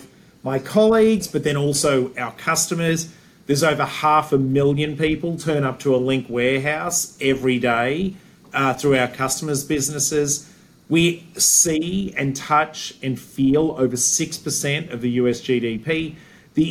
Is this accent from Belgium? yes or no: no; Australia; moved away as an adult; also born or lived in Sydney, Australia / Cleveland, Ohio / Chicago / Wilmette; now in United States; growing up in Australia